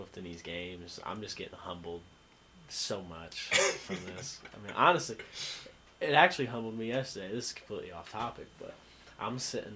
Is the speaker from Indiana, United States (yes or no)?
yes; Avon, Indiana, United States; moved away as an adult; I am from Avon, Indiana